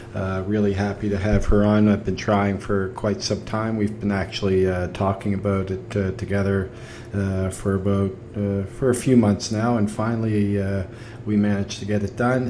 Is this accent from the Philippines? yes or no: no; Canada; I'm Canadian